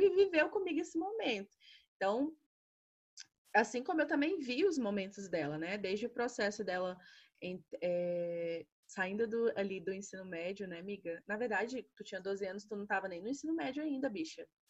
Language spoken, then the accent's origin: Portuguese; Brasília, Federal District, Brazil; Sou aqui de Brasília.